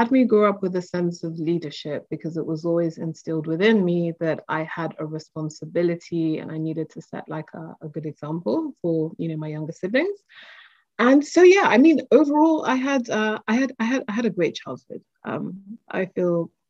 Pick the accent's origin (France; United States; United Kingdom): United Kingdom; London; also born or lived in Lagos, Nigeria; I grew up between uh, two cities, London, UK, and Lagos, Nigeria. So I had a multicultural childhood